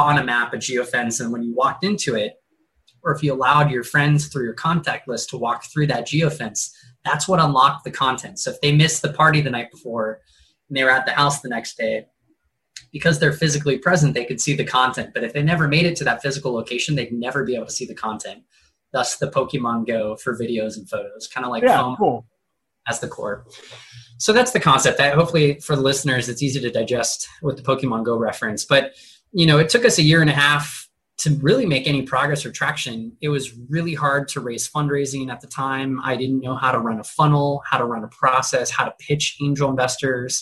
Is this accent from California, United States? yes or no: yes; Huntington Beach, California, United States; now in San Diego, United States; I'm born and raised in Southern California. So I've been here 31 years. I started first half of my life in Huntington Beach.